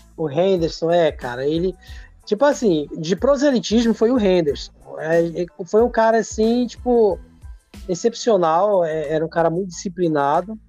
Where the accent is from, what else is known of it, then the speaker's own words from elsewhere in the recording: Castanhal, Pará, Brazil; also born or lived in Ceará; Eu cheguei aqui, tinha oito anos de idade. A minha, adole... a minha vida toda foi aqui no estado do Pará